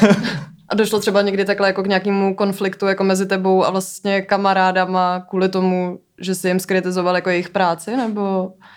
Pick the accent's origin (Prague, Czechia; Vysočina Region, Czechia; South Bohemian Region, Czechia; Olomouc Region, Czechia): South Bohemian Region, Czechia; České Budějovice; já jsem z Budějic